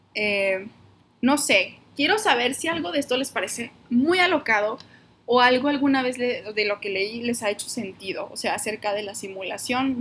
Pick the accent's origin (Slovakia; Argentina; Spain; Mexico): Mexico; Monterrey, Nuevo León; now in Guadalajara, Mexico